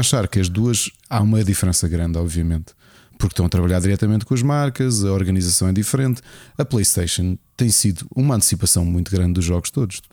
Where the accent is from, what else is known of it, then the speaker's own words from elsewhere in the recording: Lisbon, Portugal; moved away; eu sou Lisboeta born and raised